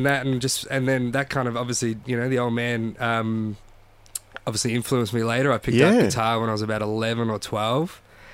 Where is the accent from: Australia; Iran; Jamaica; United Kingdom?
Australia; Echuca, Victoria; also born or lived in Epping, Victoria; we moved when I was three